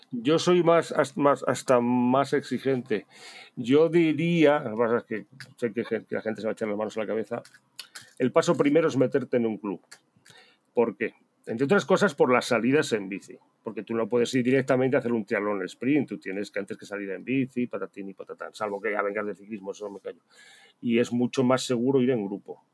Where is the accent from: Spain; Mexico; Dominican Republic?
Spain; somos españoles